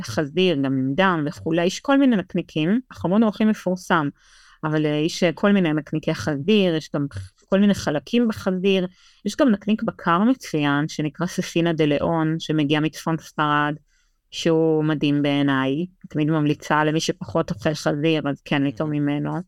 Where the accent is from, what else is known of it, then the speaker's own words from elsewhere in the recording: Israel; now in Madrid, Spain; לנו כישראלים